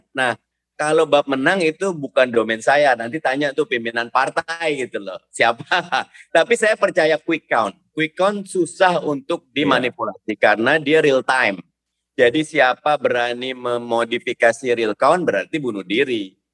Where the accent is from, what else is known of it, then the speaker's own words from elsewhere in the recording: Jakarta, Indonesia; saya memang orang Betawi, saya lahir di Jakarta